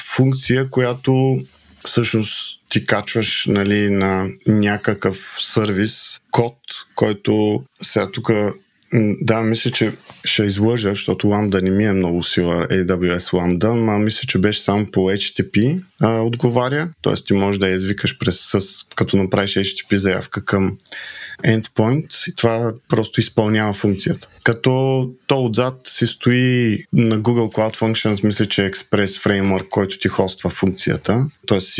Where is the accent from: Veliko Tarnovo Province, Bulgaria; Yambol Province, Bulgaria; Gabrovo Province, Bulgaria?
Yambol Province, Bulgaria; Yambol; Аз съм от Ямбол